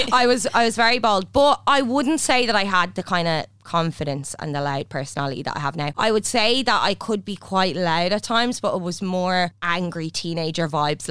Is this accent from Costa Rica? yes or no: no; Drogheda, County Louth, Ireland; No, not from Dublin. I'm from Tully Allen, Drogheda.